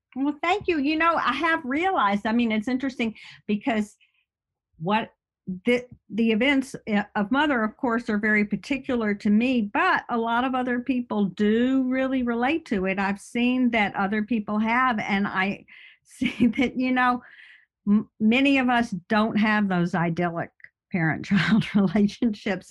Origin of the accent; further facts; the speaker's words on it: Birmingham, Alabama, United States; now in upstate New York, United States; I'm from Birmingham, Alabama. I live in upstate New York